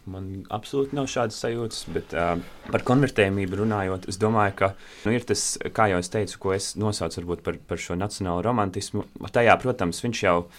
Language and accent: Latvian; Latvia; es arī piedzimu un uzaugu Latvijā